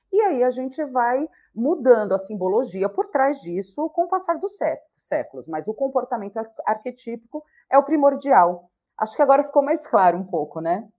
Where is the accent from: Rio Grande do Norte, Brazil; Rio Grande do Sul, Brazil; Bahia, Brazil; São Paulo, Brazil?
Bahia, Brazil; eu sou baiana